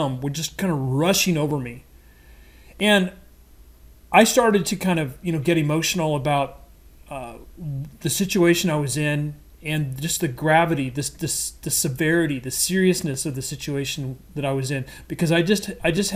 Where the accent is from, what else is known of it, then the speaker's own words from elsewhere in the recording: Midwest, United States; I'm a Midwesterner, grew up on red meat and potatoes